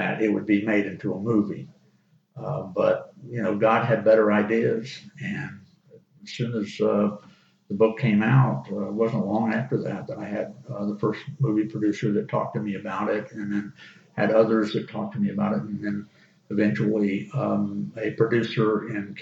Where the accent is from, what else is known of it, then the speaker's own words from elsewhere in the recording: Auburndale, Florida, United States; also born or lived in South Alabama; I grew up in Auburndale and was there until I graduated from high school